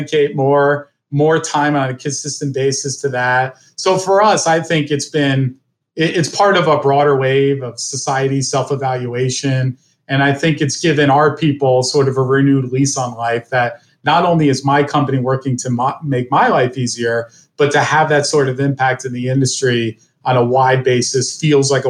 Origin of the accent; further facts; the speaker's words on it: New Jersey, United States; now in Cleveland, United States; I grew up in New Jersey